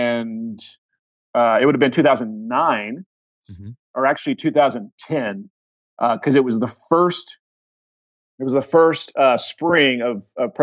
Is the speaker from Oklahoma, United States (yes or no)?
yes; Oklahoma, United States; I mean, I'm the kid from Oklahoma, right?